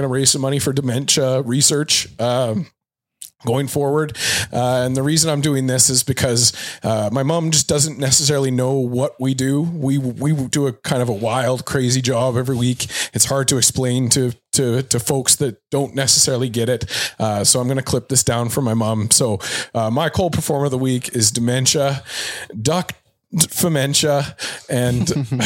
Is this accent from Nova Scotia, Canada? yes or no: yes; Halifax, Nova Scotia, Canada; moved away; I'm from Halifax